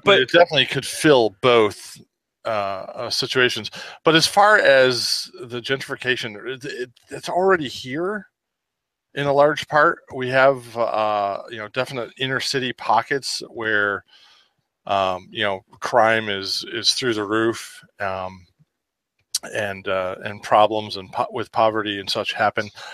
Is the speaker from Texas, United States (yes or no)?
no; Rochester, New York, United States; rochester new york my hometown where i'm lagging from right now